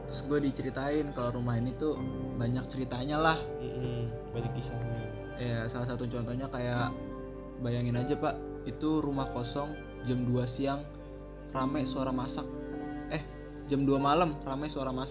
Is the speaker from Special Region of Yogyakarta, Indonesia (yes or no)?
no; Cilacap, Central Java, Indonesia; itu waktu gua pulang kampung di Cilacap kebetulan kampung gua kan